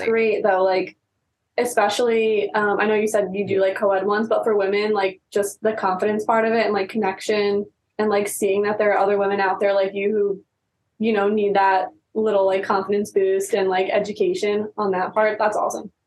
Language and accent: English; East Coast, United States; now in California, United States; we're from the East Coast